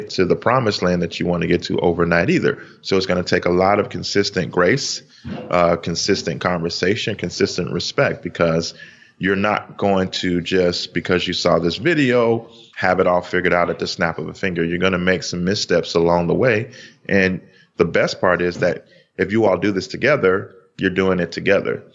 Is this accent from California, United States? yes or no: no; Chicago, Illinois, United States; We are from Chicago.